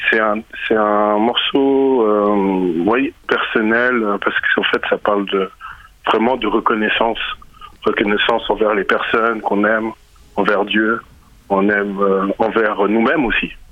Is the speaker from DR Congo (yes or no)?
yes; DR Congo; j'ai amené la musique de chez moi, qui est la musique sébène. Donc je, je viens du Congo